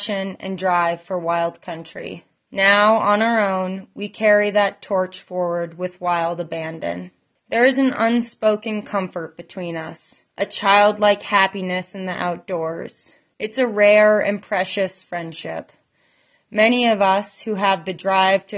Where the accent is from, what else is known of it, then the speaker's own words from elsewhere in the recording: Bozeman, Montana, United States; moved away as an adult; now in Sun Valley, United States; I was born and raised in Bozeman, Montana, and I'm currently living in the Sun Valley area